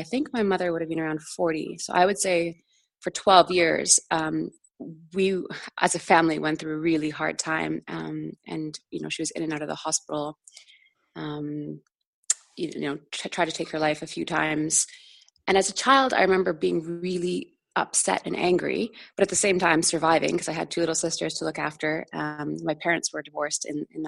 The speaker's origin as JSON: {"language": "English", "town": "Vancouver", "region": "British Columbia", "country": "Canada", "tie": "born or raised there", "said": "I grew up in Vancouver in Canada"}